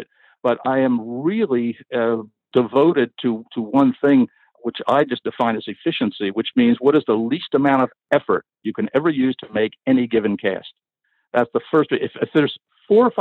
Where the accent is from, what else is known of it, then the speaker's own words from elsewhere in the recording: Philadelphia, Pennsylvania, United States; I was born and raised in Philadelphia